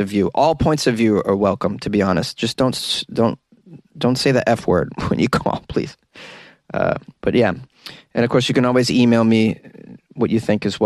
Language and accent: English; New England, United States; I'm from New England